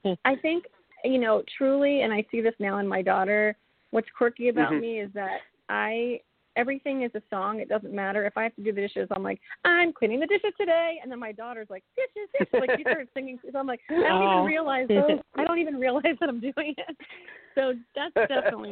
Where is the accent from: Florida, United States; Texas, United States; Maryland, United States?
Maryland, United States; Columbia; moved away as an adult; also born or lived in New York City / Nashville; I'm from Maryland originally. I'm from Columbia, Maryland